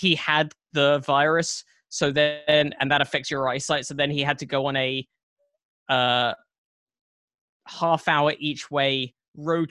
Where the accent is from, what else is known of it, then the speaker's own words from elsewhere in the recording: Watford, East of England, United Kingdom; now in United States; I grew up out near Watford is where I grew up